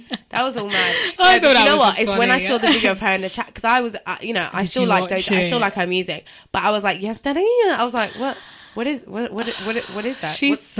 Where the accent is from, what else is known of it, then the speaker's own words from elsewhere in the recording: London, United Kingdom; I went to secondary school in London.